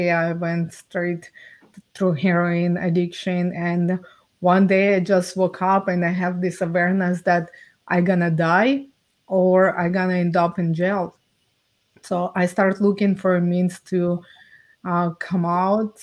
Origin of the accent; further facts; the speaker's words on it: Ukraine; now in Canada; I was born and raised in Ukraine